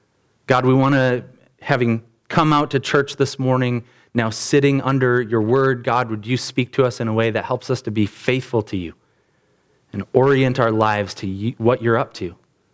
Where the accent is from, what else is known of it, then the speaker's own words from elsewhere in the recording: Rockton, Illinois, United States; because I grew up in Rockton, and all the communities in the area, Rockton and Roscoe and these other places, they all fed into this big school